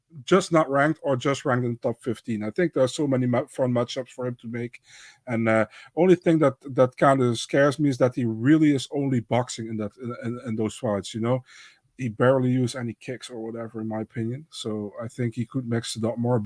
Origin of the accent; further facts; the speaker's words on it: Netherlands; I'm from the Netherlands